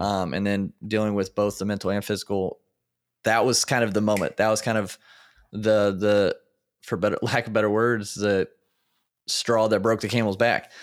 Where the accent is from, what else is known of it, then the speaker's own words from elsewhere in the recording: Indiana, United States; born and raised in Indiana